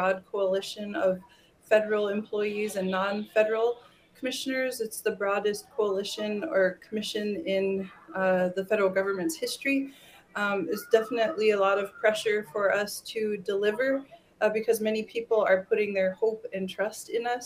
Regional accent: Fort Berthold Indian Reservation, North Dakota, United States; I'm from Fort Berthold Indian Reservation, and the Bakken Oil Formation is located directly beneath us

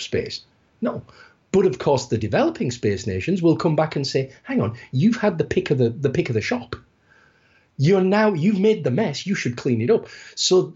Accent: United Kingdom; I'm from the United Kingdom

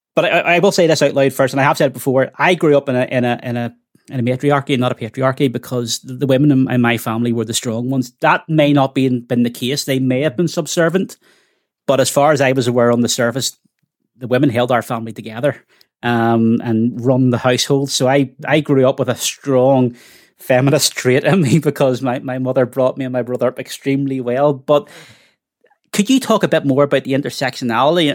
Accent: Belfast, Northern Ireland, United Kingdom; I grew up in the Glen Cairn estate

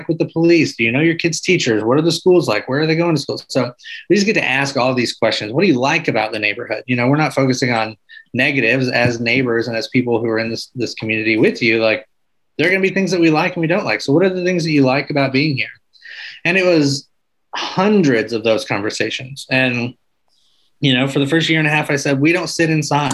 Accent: Arkansas, United States; moved away; also born or lived in Michigan; I grew up in Arkansas

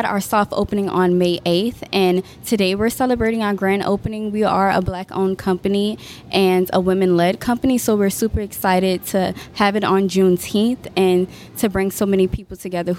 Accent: New Orleans, Louisiana, United States; I'm from New Orleans

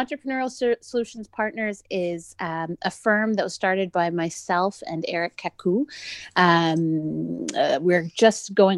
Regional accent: Canada; I grew up in Canada

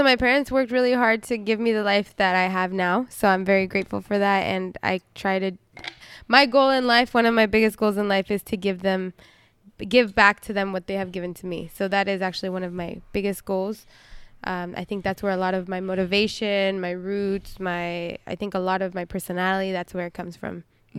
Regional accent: Roseville, California, United States; born there; I was born in Roseville.

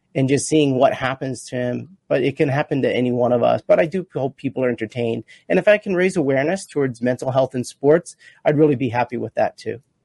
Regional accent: Rutherford, New Jersey, United States; I grew up in, in Rutherford, New Jersey

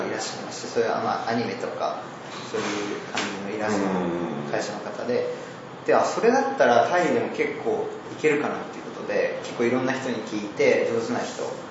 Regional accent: Hokkaido, Japan; moved away as an adult; now in Thailand; 小北海道出身

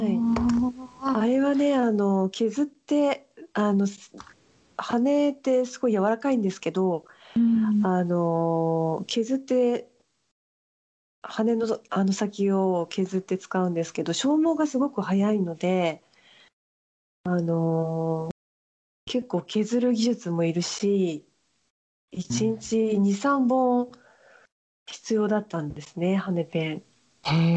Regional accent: Fukui, Japan; moved away as an adult; also born or lived in Niigata; now in Paris, France; 生まれは新潟で育ったのは福井ですね

